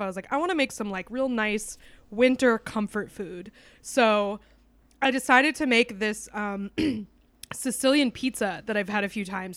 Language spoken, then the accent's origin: English; New Hampshire, United States; also born or lived in Texas; I am truly a New Englander